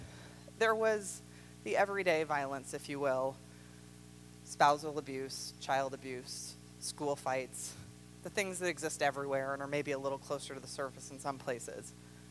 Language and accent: English; Roswell, New Mexico, United States; moved away as an adult; So I've spent more of my life in other places than I have in Roswell. But growing up in Roswell had a fundamental impact on my worldview.